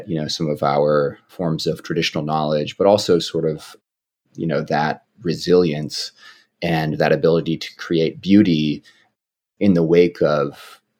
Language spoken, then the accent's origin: English; Oakland, California, United States; where I grew up in the Bay Area, in Oakland, California